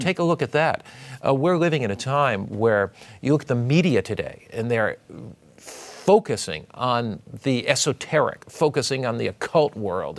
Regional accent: United States; I was brought up on the Atlantic Ocean in Long Island Sound

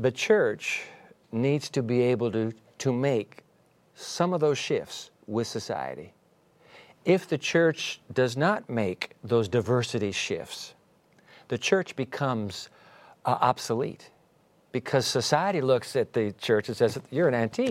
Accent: Japan; born there; I was born in Japan and so you, 14 years

